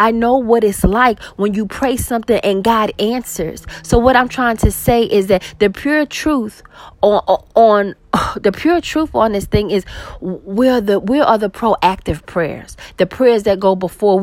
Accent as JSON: {"language": "English", "town": "New York City", "region": "New York", "country": "United States", "tie": "born or raised there", "said": "I grew up with violence in New York City"}